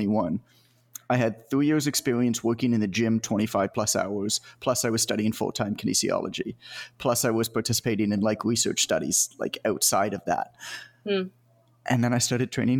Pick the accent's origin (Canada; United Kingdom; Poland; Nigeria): Canada; I'm from Canada, so I played hockey, obviously, because that's what we do.